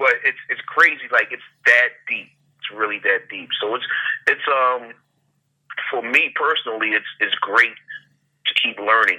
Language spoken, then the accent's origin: English; Philadelphia, Pennsylvania, United States; Yep, that's my hometown. It's the city of brotherly love and other things.